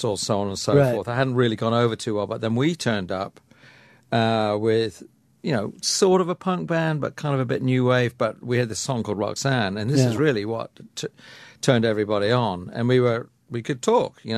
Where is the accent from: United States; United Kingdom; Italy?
United Kingdom; England; I'm an English bloke